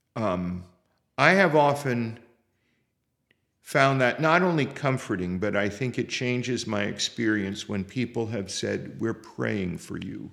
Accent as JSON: {"language": "English", "town": "Bethlehem", "region": "Pennsylvania", "country": "United States", "tie": "born or raised there", "said": "I grew up in Bethlehem, Pennsylvania"}